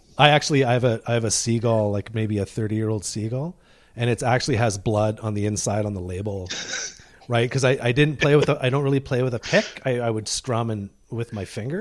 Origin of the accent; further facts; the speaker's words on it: Deep River, Ontario, Canada; now in British Columbia, Canada; I grew up in Deep River, Ontario